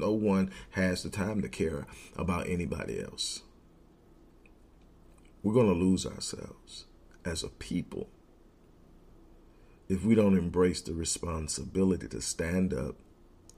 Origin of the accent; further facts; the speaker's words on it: Houston, Texas, United States; I'm from Houston, and so are we.